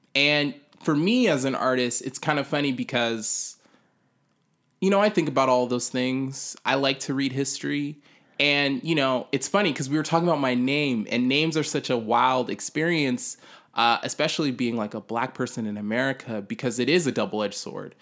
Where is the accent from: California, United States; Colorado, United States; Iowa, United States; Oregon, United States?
California, United States; Sacramento; it's my hometown